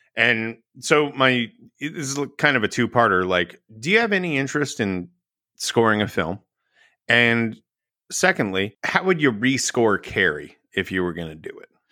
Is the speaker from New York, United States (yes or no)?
no; Texas, United States; I grew up in Texas.